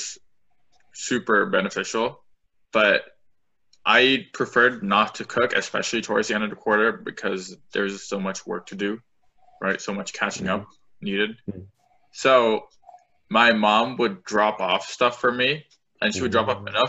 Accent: Orange County, California, United States; we're from Orange County and UCLA is not too far from where we live

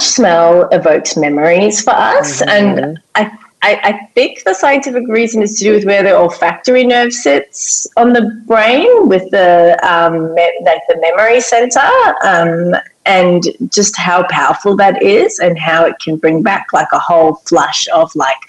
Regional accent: South Africa; moved away; being South African, we call it a braai

